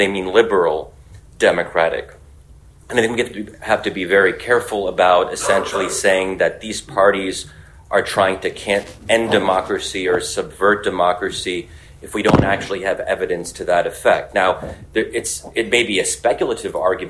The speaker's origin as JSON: {"language": "English", "country": "United States", "said": "where I am American"}